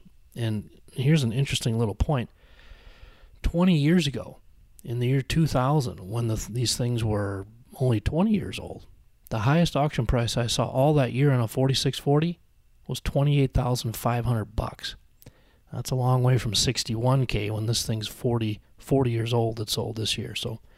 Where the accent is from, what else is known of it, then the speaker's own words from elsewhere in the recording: Joy, Illinois, United States; It'd be a nice place to grow up. Where are you from? I'm from Joy, Illinois.